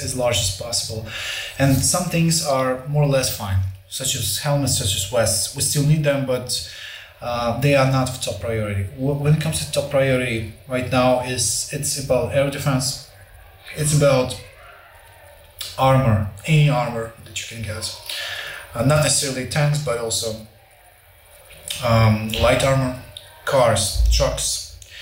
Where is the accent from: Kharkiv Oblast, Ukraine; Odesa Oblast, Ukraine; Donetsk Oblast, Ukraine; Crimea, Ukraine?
Donetsk Oblast, Ukraine; Volnovakha; Volnovakha, my hometown, which is just north of Mariupol